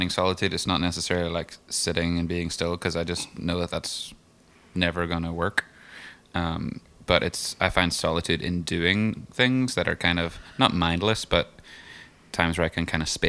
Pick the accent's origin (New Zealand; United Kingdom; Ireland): Ireland; moved away as an adult; now in United States; taking Caitlin to Ireland and took her around my hometown